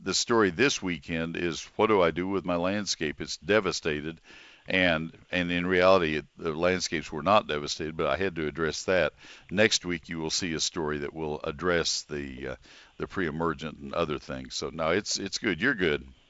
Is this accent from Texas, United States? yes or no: yes; College Station, Texas, United States; I grew up with them in College Station